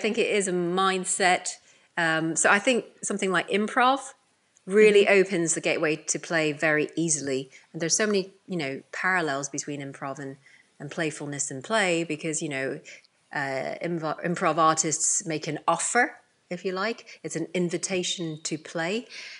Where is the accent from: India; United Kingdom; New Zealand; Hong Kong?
Hong Kong; born there; I was born in Hong Kong. So if you like, I'm of, you know, Chinese origin, even though I'm British.